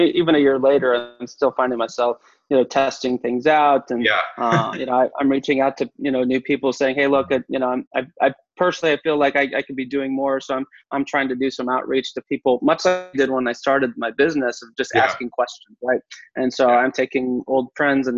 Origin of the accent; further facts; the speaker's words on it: Texas, United States; I'm from Texas